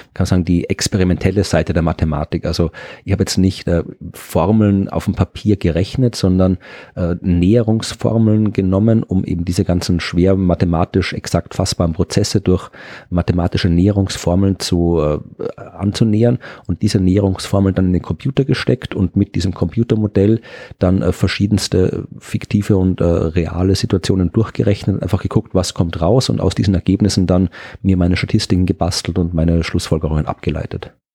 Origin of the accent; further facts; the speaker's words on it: Austria; ich bin ja Österreicher und habe in Österreich studiert